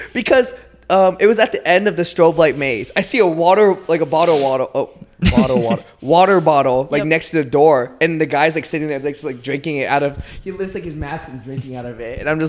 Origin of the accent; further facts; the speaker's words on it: Raleigh, North Carolina, United States; now in Charlotte, United States; I grew up in Raleigh